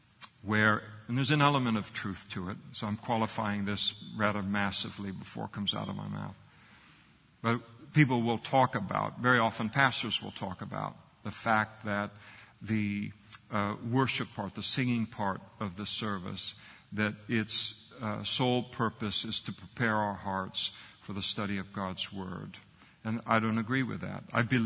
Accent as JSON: {"language": "English", "region": "Scotland", "country": "United Kingdom", "said": "I'm a Scot."}